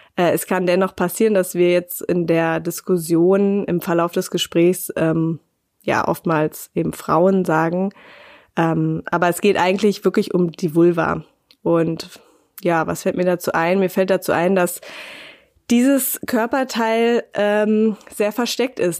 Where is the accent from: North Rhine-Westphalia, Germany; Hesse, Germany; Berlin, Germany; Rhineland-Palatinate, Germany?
Berlin, Germany; moved away as an adult; now in Bavaria, Germany; ich bin eben halt aus Berlin und nicht aus Bayern